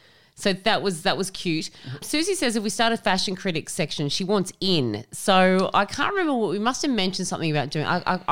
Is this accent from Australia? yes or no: yes; Tamworth, New South Wales, Australia; I'm from Tamworth, so talking about stuff that happens here is so funny